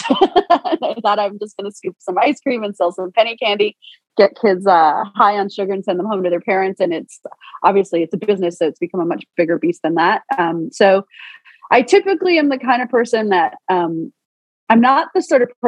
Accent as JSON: {"language": "English", "town": "Toronto", "region": "Ontario", "country": "Canada", "said": "I'm from Toronto, Canada, so I'm a northern gal through and through, city girl"}